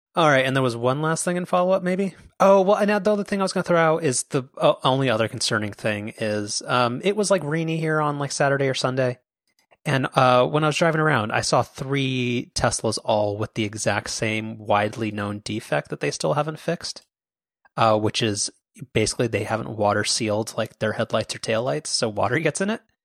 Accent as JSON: {"language": "English", "area": "Orange County", "region": "California", "country": "United States", "said": "we're from Orange County"}